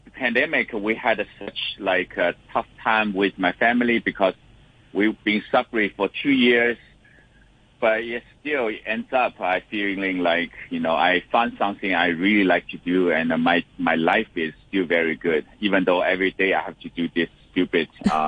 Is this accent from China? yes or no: yes; Shanghai, China; Yeah, I'm originally from Shanghai.